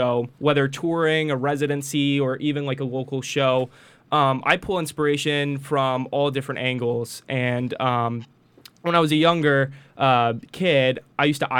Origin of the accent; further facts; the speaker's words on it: Charleston, South Carolina, United States; also born or lived in Branson, Missouri; now in Las Vegas, United States; I grew up in Charleston, South Carolina.